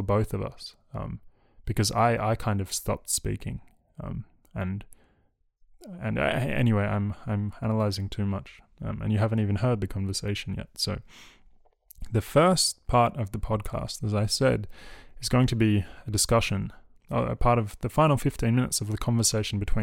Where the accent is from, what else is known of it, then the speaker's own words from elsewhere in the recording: Australia; I was raised in Australia, a colony.